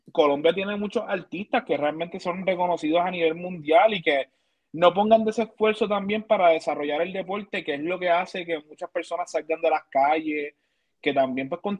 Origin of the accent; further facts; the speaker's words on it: Manatí, Puerto Rico; Yo soy de Manatí